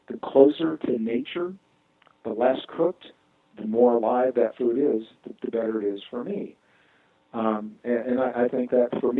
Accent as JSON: {"language": "English", "region": "Midwest", "country": "United States", "tie": "born or raised there", "said": "I was born and raised in the Midwest"}